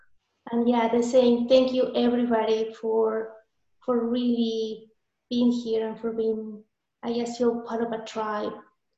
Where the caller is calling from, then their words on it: San Marcos, Texas, United States; I'm calling from San Marcos, Texas, the south of the U.S., like 4 hours away from the border of Mexico.